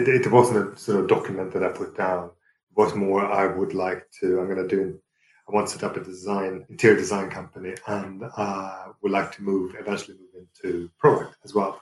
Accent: Sweden; also born or lived in Fulham, London; now in London, United Kingdom; growing up in Sweden. So it's almost my homage to my origins.

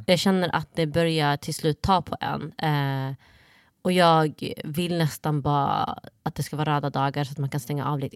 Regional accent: Sweden; Swedish is a second language; jag kom till Sverige när jag var sju, sju år

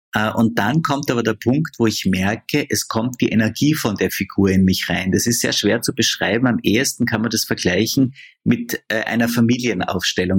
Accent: Austria; bei uns in Österreich

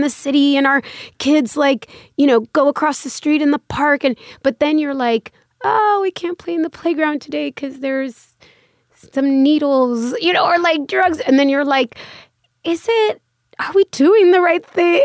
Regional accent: Los Angeles, California, United States; moved away as an adult; now in New York, United States; in the valley, in Woodland Hills, Canoga Park

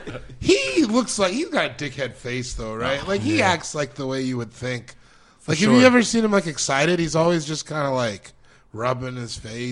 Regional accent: Elizabeth, Colorado, United States; also born or lived in Denver, Colorado; Oh, man, a little meth town called Elizabeth, Colorado.

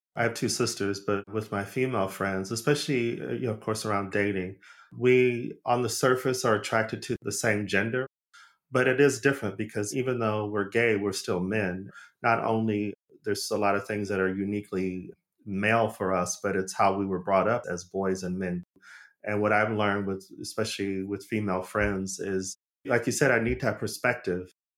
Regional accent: Arizona, United States; moved away as an adult; also born or lived in Los Angeles; I'm from Arizona, but I, I moved to L A as a young adult

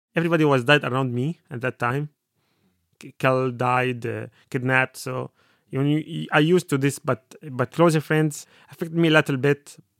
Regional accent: Aleppo, Aleppo Governorate, Syria; English is a second language; moved away as an adult; now in Dublin, Ireland; I am from Aleppo, Syria

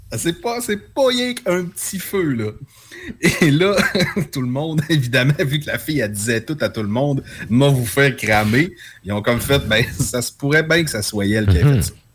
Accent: Quebec, Canada; on est québécois, on est distinct chez nous

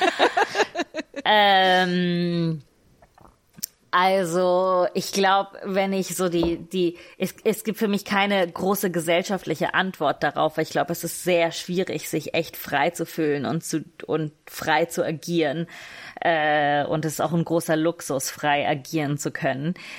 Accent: Italy; ich bin gesetzlich nur Italienisch

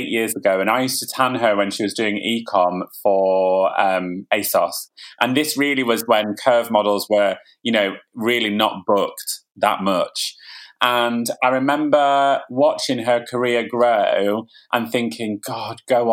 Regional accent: Ilkley, Yorkshire and the Humber, United Kingdom; moved away; I was born in Ilkley. I used to go to Betty's after school

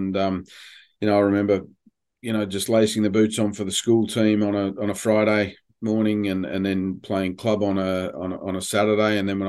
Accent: London, United Kingdom; born there; But I was born in London

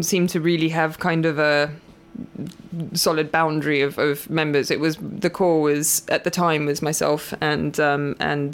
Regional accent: South Africa; moved away as an adult; also born or lived in London / Southampton / Brighton; I actually moved over to England when I was 21 from South Africa

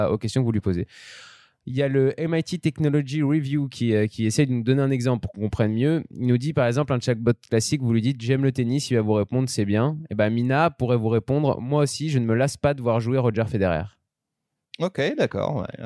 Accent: Auvergne-Rhône-Alpes, France; en tant que savoyard, on est plutôt content.

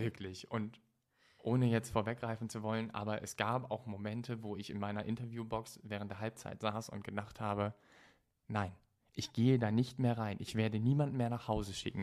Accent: Stade, Lower Saxony, Germany; moved away as an adult; also born or lived in Düsseldorf; in Stade dann, also da, so. wo ich herkomme. Ich habe in Düsseldorf gelebt

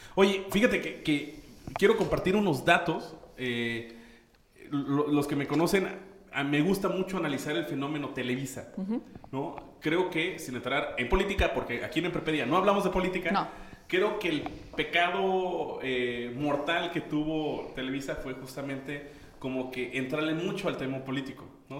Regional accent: Mexico; somos muchos mexicanos

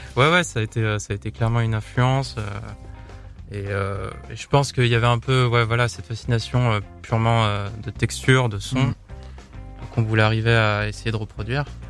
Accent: Lyon, Auvergne-Rhône-Alpes, France; on vient de Lyon

